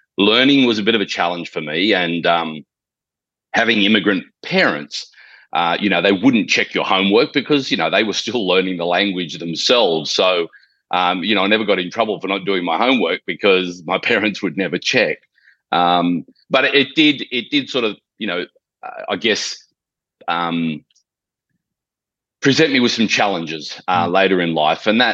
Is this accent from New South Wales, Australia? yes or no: yes; Sydney, New South Wales, Australia; moved away as an adult; now in Gold Coast, Australia; I was born and raised in Sydney, Australia